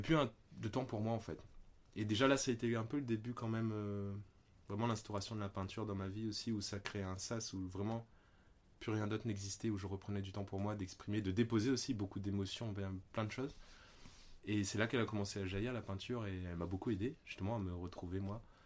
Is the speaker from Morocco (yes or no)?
no; Réunion; moved away as an adult; also born or lived in Paris; je suis né à La Réunion. Donc il y a déjà 35 ans de cela. Et j'y ai vécu 19 ans.